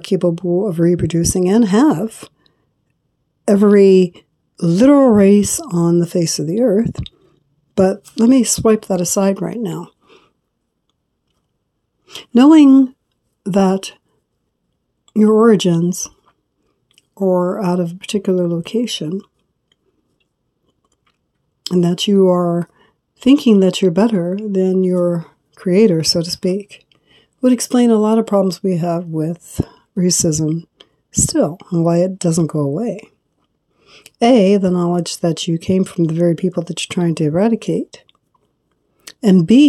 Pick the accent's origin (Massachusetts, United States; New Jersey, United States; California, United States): California, United States; growing up in California